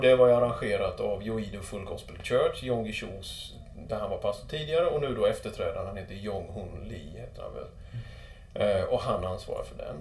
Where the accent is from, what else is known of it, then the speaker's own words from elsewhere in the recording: Sweden; jag var från Sverige